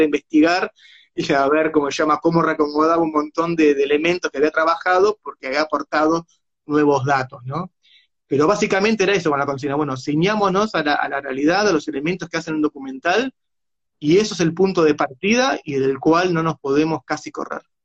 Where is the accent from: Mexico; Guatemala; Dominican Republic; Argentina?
Argentina; Buenos Aires; también somos esto, los porteños